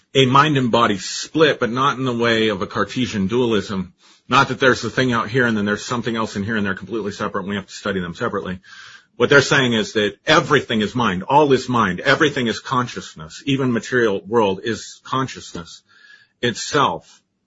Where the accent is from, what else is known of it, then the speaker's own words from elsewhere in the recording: Colorado, United States; I grew up in Colorado, you know, and we have orange sunsets out here.